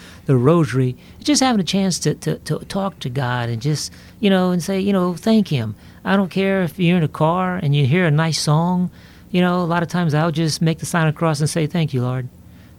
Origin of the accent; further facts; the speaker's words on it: Lafayette, Louisiana, United States; born and raised in Lafayette, Louisiana